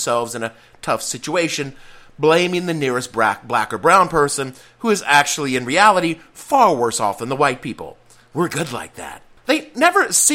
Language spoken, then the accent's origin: English; Etowah, Tennessee, United States; moved away; growing up in the South